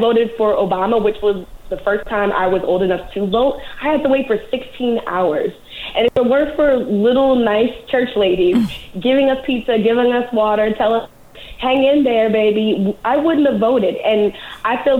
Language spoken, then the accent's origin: English; New Orleans, Louisiana, United States; I grew up in New Orleans, Louisiana